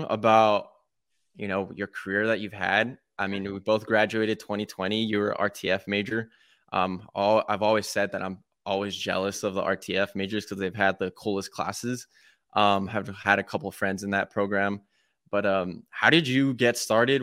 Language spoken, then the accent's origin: English; Texas, United States; born and raised in Texas